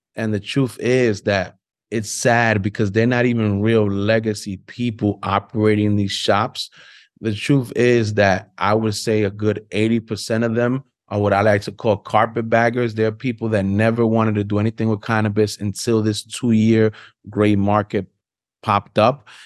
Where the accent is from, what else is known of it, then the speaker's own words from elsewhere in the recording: New York City, New York, United States; I'm born and raised in Harlem